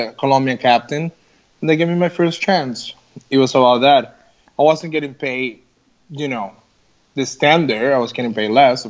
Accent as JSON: {"language": "English", "country": "United States", "moved": "yes", "said": "we come from the States."}